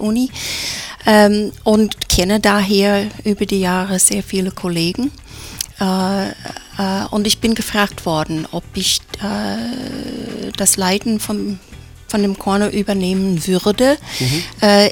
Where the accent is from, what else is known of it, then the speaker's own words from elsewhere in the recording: United States; now in Innsbruck, Austria; als Amerikanerin